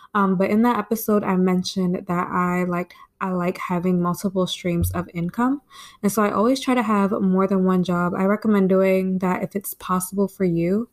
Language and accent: English; Maryland, United States; I actually just stayed home in my hometown, town in Maryland, and I like it